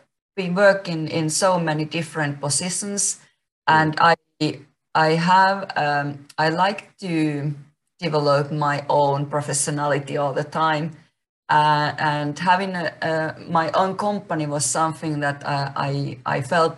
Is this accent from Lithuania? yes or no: no; Finland; English is a second language; moved away as an adult; also born or lived in Spain / Dominican Republic; I was born in Finland